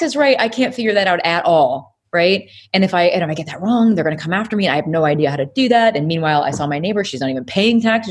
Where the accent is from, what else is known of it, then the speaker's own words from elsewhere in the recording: Peoria, Illinois, United States; moved away; I'm really originally from Illinois, Peoria, Illinois